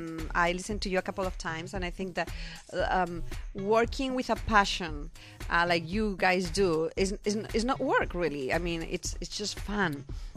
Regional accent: Monzón, Aragon, Spain; moved away as an adult; now in California, United States; And raised in Spain. I'm from Spain. My family everybody's there.

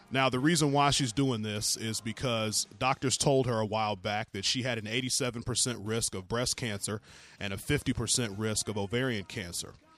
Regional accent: the South, United States; I'm from the South where women have real body parts

